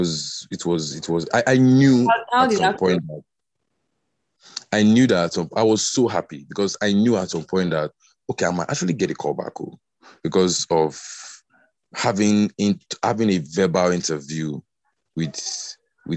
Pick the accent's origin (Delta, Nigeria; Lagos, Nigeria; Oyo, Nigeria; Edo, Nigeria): Delta, Nigeria; I'm from Delta, but the Robo speaking part of Delta State